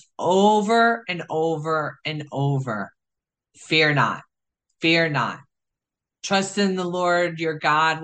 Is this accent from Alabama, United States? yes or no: no; Chicago, Illinois, United States; I grew up in Chicago with street smarts